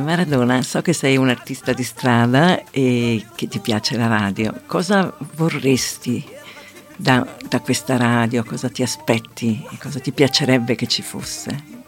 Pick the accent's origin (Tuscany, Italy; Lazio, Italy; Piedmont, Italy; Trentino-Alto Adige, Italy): Trentino-Alto Adige, Italy; Merano; also born or lived in Rome; now in Bolzano, Italy; sono nata a Merano, ma da molti anni vivo a Bolzano